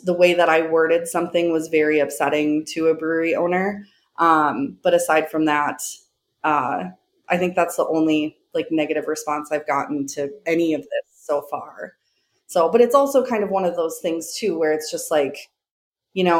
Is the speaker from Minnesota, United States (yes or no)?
yes; Minneapolis, Minnesota, United States; my hometown